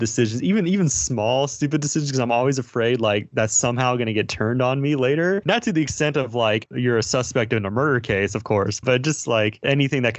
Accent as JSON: {"language": "English", "country": "United States", "said": "as an American"}